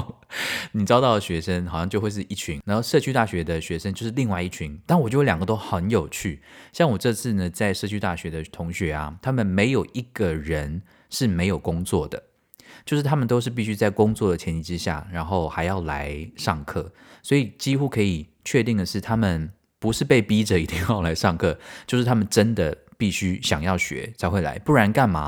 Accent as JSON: {"language": "Chinese", "country": "Taiwan", "also_born_or_lived": "Tainan"}